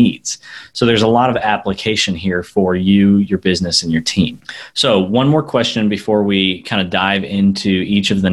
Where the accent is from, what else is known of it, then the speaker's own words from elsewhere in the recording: United States; Americans are really bad about something, and that is we want to speak English all the time